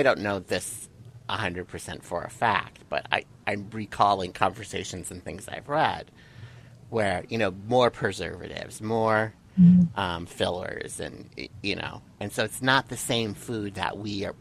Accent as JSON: {"language": "English", "region": "South Dakota", "country": "United States", "tie": "born or raised there", "moved": "yes", "lives_now": "California, United States", "said": "I grew up in South Dakota, hardworking, middle class parents, raising three kids"}